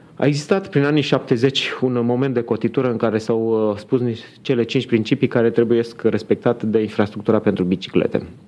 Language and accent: Romanian; Constanța, Constanța County, Romania; now in Bucharest, Romania; sunt născut în Constanța, acum pot să spun că sunt bucureștean